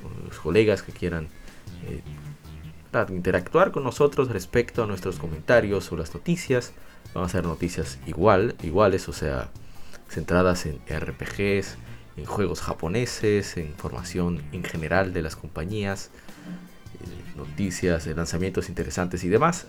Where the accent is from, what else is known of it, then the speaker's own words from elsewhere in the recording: Dominican Republic; aquí en mi país, República Dominicana